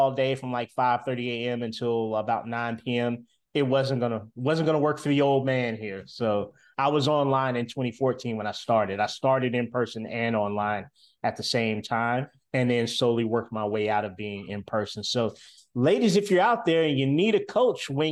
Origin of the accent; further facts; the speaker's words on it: Winston-Salem, North Carolina, United States; moved away as an adult; now in Charlotte, United States; I'm in Charlotte, North Carolina. My home is Winston-Salem, North Carolina